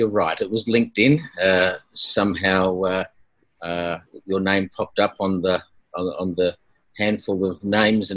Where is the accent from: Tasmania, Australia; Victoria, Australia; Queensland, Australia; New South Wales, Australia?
Victoria, Australia; Geelong; moved away as an adult; also born or lived in Swan Hill, Victoria / Melbourne / Northern Territory; my parents moved to another part of Victoria, which is Geelong and the Bellarine Peninsula. And that's where I spent most of my childhood growing up down there.